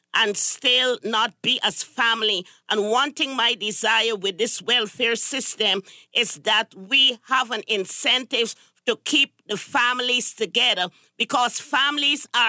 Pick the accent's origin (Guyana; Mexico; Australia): Guyana; now in United States; I'm originally from Guyana, South America